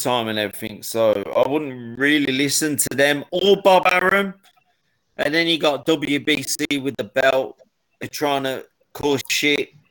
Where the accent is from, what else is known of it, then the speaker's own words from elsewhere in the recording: Birmingham, West Midlands, United Kingdom; I'm from Birmingham